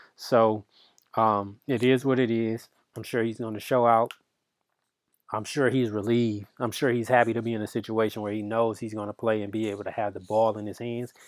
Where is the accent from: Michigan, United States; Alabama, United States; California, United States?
Michigan, United States; I'm from Michigan